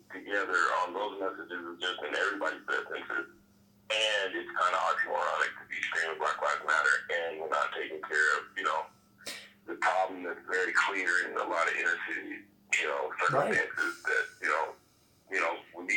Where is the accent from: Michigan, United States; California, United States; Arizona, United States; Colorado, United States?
Colorado, United States; Denver; I'm born and raised in Denver.